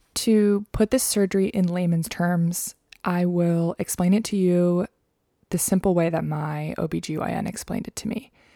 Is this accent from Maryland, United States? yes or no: yes; Maryland, United States; the gynecologist that I saw growing up in Maryland